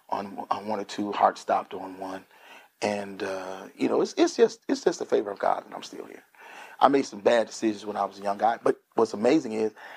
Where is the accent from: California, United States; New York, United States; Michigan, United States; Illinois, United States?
Michigan, United States; Grand Rapids; I grew up in Grand Rapids, Michigan, where I still live for the next 2 months